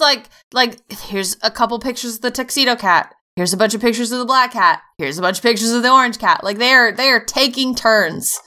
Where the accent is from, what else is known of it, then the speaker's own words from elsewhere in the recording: United States; I am American.